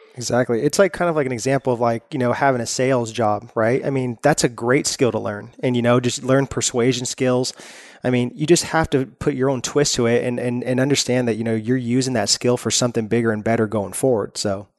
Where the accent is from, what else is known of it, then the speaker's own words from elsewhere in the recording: Northern California, United States; now in Los Angeles, United States; We're originally from Northern California, so we left all of our friends there